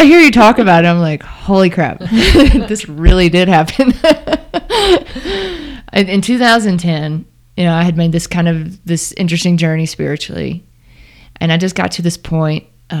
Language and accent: English; Starkville, Mississippi, United States; My hometown.